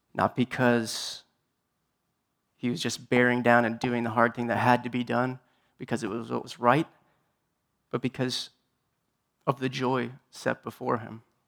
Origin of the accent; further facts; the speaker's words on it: Tucson, Arizona, United States; I'm from Tucson